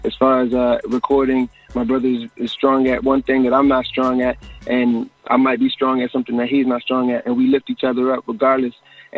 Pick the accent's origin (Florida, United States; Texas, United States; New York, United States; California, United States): New York, United States; A lot of reggae artists I grew up listening to in New York.